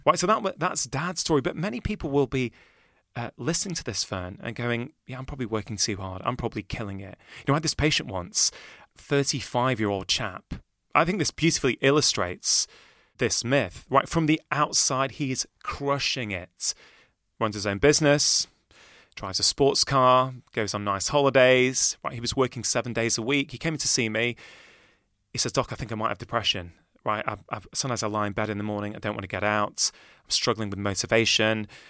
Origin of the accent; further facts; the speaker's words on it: Manchester, North West England, United Kingdom; I grew up in Manchester.